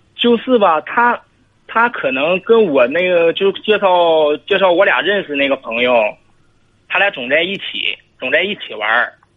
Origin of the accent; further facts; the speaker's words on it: Northeast China, China; 我是东北的